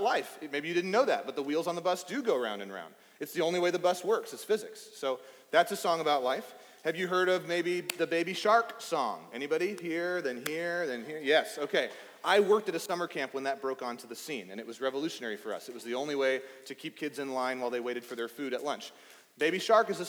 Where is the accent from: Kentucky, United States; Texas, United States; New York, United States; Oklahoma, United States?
Texas, United States; East; I grew up in East Texas